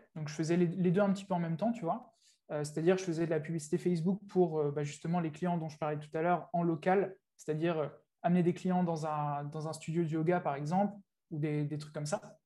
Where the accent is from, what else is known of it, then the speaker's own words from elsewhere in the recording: France; moved away as an adult; also born or lived in England; now in Thailand; je vis en Thaïlande aujourd'hui. j'ai vécu 4 ans en Angleterre avant, donc ça fait un petit moment que j'ai quitté, j'ai quitté la France.